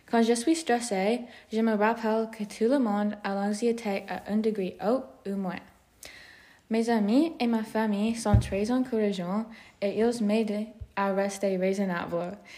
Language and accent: French; Stratford, Ontario, Canada; also born or lived in London, Ontario; Oui, je suis né le 1er mars 1994 dans London, Ontario. Je suis né à l'hôpital de Saint Joseph's et j'ai grandi dans Stratford, Ontario.